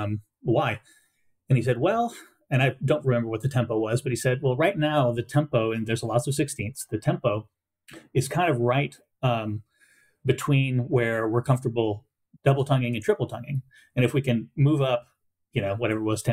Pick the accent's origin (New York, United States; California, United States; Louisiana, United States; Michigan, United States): Louisiana, United States; Southwest; I grew up in Southwest Louisiana